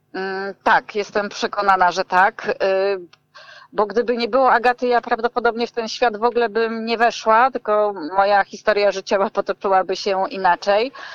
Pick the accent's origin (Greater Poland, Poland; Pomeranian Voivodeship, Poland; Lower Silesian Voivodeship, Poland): Pomeranian Voivodeship, Poland; Gdańsk; jestem z Gdańska i robiłam te warsztaty tutaj w Gdańsku